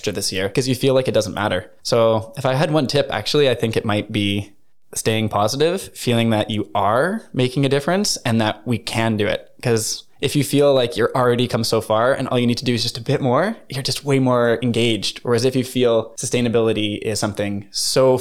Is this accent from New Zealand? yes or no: no; Canada; moved away as an adult; now in Norway; I'm from Canada